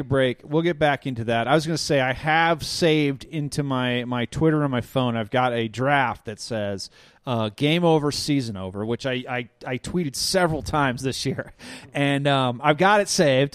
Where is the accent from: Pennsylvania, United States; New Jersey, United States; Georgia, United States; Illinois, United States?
Illinois, United States; now in Denver, United States; I grew up in the Midwest